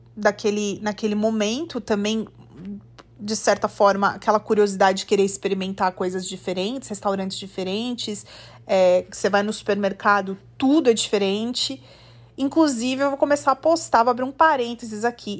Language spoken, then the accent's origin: Portuguese; Brazil; moved away as an adult; quando saí do Brasil, com 20 anos